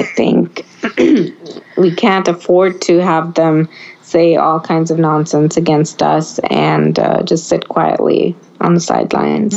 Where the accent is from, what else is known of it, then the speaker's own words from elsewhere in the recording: Oregon, United States; we grew up in Oregon and everybody around us was Democrat.